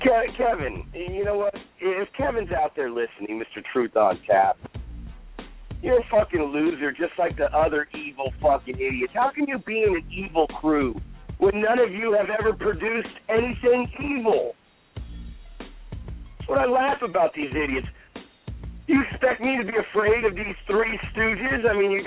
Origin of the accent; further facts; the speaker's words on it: State of Mexico, Mexico; did you hear in my home state of Mexico, a restaurant shut down